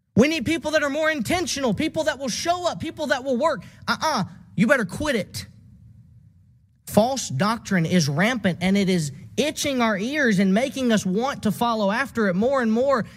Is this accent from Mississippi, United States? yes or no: yes; Southaven, Mississippi, United States; my local congregation growing up in South Haven, Mississippi